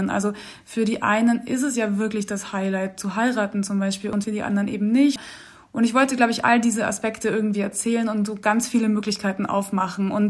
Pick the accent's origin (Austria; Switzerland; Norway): Austria; also born or lived in Munich; Ja, ich bin auf jeden Fall auch sehr österreichisch sozialisiert worden